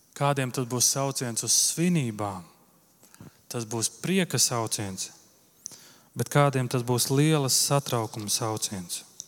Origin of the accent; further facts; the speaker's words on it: Viesīte, Latvia; moved away; uz viesīti, uz manu dzimto pilsētu